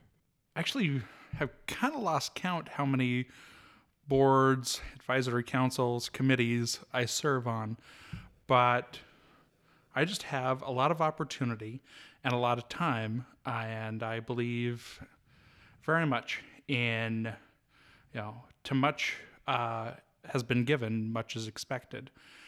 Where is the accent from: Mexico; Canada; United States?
United States; Kalispell, Montana; Well, I was born and raised here in Kalispell, and graduated the University of Montana in 2009